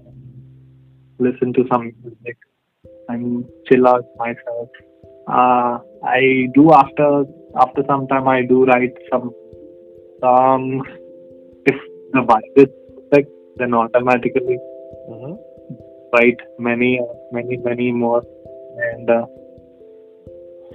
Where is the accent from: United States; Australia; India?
India; Hyderabad, Telangana; I'm basically from Hyderabad